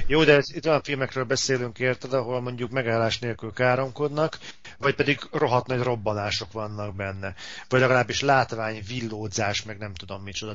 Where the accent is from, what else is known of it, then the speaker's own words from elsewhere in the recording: Hungary; pláne itt Magyarországon